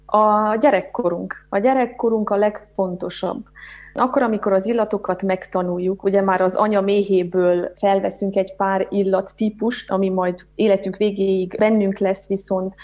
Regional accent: Harghita Mountains, Harghita County, Romania; born or raised there

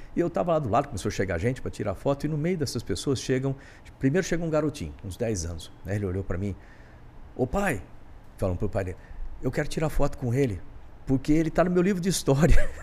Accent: Bauru, São Paulo, Brazil; moved away; eu sou de Bauru, interior de São Paulo, e meu pai, ele era servente de serviços gerais, do IBC

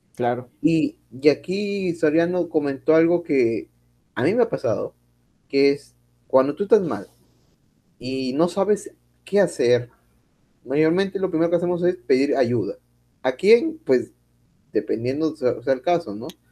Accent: Peru; somos peruanos

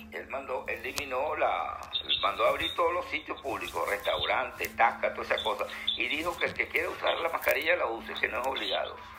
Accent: Venezuela; moved away; como venezolano que somos

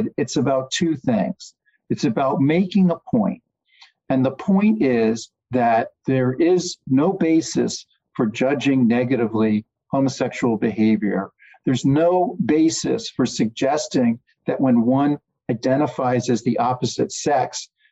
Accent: Virginia, United States; Commonwealth of Virginia, in my home state

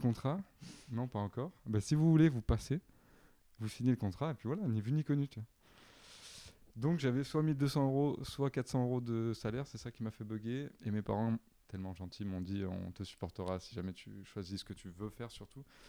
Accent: Avignon, Provence-Alpes-Côte d'Azur, France; moved away as an adult; also born or lived in Nice; now in Paris, France; je viens d'Avignon.

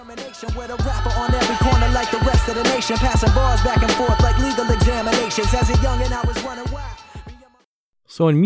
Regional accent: Maryland, United States; See, I'm from Maryland.

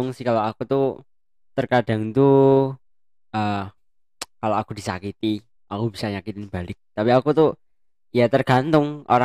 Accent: Java, Indonesia; accent: Javanese; tapi aku tuh logat logatku tuh udah logat logat Jawa men jadi aku nggak bisa Kayak, ya kayak yang orang-orang Sunda biasanya itu.

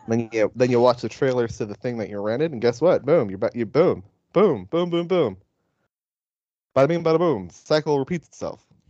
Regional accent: Dayton, Nevada, United States; in Dayton, my hometown

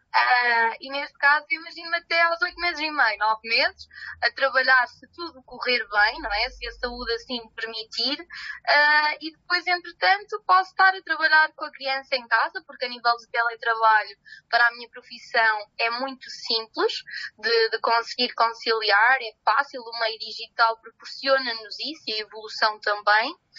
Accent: Salamanca, Castile and León, Spain; Portuguese is a second language; now in Coimbra, Portugal; eu não sou portuguesa, eu não sou de Coimbra, eu nasci em Salamanca e de repente vim cá parar

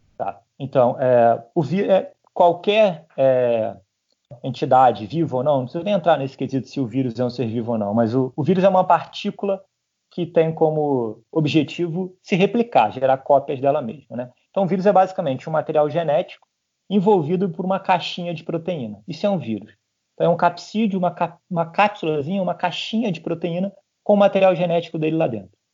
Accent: Petrópolis, Rio de Janeiro, Brazil; minha cidade, eu sou de Petrópolis

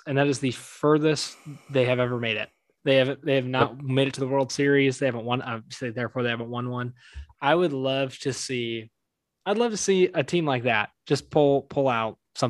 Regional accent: Anaheim, California, United States; I grew up around Anaheim. So like I follow the Angels pretty closely just because they're the hometown team, but big San Francisco Giants fans in my house.

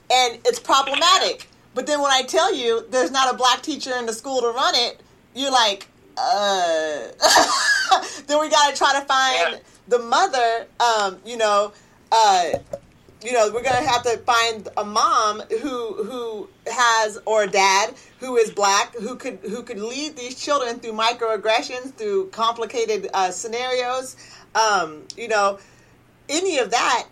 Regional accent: Oregon, United States; also born or lived in Central America; as a mother and as growing up in Oregon

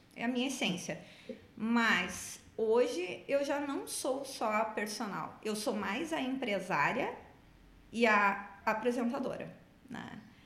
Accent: Rio Grande do Sul, Brazil; also born or lived in Salvador; Nós como gaúchos, né? A gente aprende a ter chão, raiz

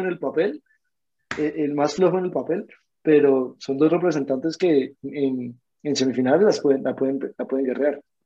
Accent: Colombia; nosotros vemos como colombianos

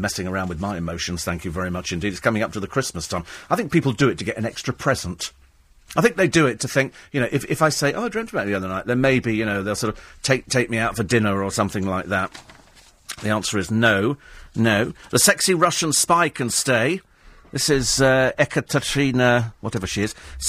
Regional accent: United Kingdom; not because people have fallen out of love with fish and chips, because we're British, it's because there are so many other Harry Ramsden's.

